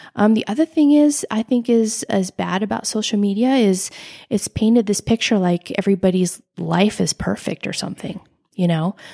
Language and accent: English; United States; I grew up in Lake Tahoe, a beautiful, beautiful place to grow up